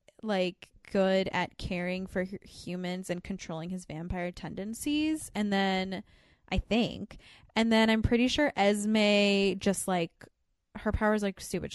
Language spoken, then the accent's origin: English; Florida, United States; because you I'm from Florida.